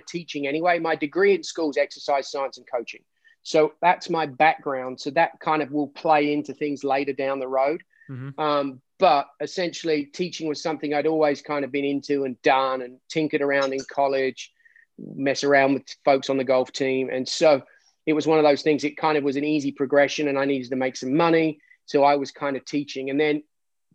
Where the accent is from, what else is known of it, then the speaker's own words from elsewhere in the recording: Surrey, South East England, United Kingdom; moved away as an adult; also born or lived in Hattiesburg, Mississippi / US South; now in United States; I'm originally from England, the UK, lots of people, just Surrey, just south of London, basically about 10 miles from the center of London.